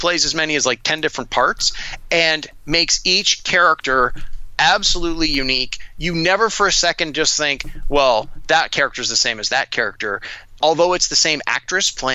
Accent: Toronto, Ontario, Canada; Yes, we're both from Toronto. Yes, we both grew up in Scarborough, which is one of the neighborhoods in Toronto.

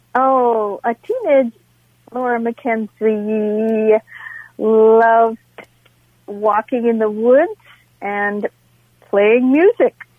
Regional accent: Northfield, Minnesota, United States; I'm from Northfield.

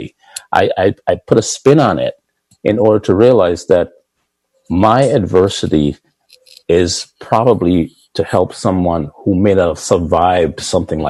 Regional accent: Jamaica; also born or lived in Boston; now in Pikesville, United States; Growing up in Jamaica

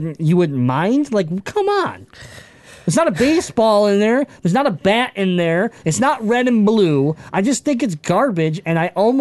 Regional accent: Michigan, United States; we're from Michigan.

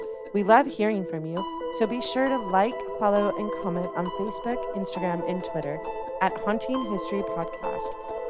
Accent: Orange, California, United States; Orange, the city of Orange, which is my hometown.

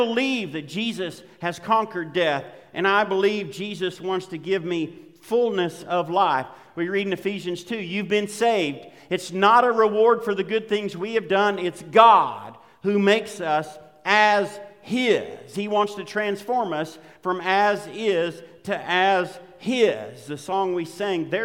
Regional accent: Western Oklahoma, United States; I grew up in Western Oklahoma

